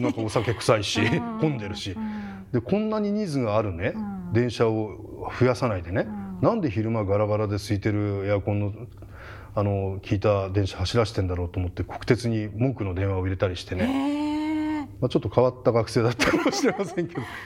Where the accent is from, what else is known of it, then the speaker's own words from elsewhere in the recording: Hachioji, Tokyo, Japan; 自分だけ僕八王子市なんですけど